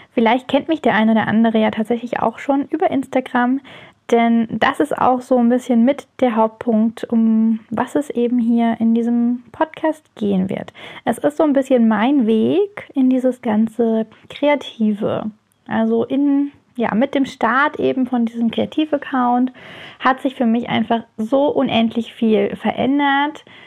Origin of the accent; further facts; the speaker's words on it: near Heidelberg, Baden-Württemberg, Germany; ich komme aus der Nähe von Heidelberg